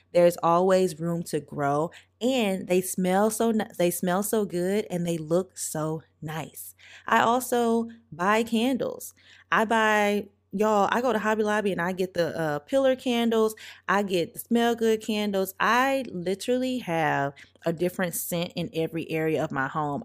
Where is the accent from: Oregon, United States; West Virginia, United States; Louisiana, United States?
Louisiana, United States; St. Francisville; I grew up in St. Francisville, Louisiana, very, very small town, population of like 4,000 people